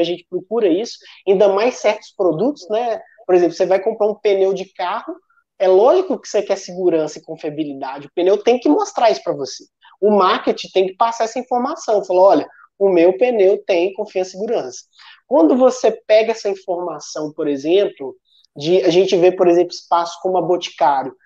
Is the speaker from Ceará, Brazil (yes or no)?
no; Sete Lagoas, Minas Gerais, Brazil; eu sou mineiro de Sete Lagoas, uma cidade de 200 mil pessoas